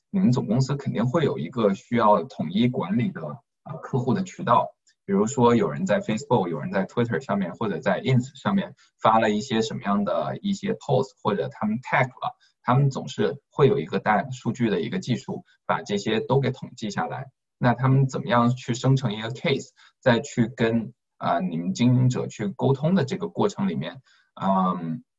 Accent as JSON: {"language": "Chinese", "region": "Guangdong", "country": "China", "said": "我们都是广东人嘛"}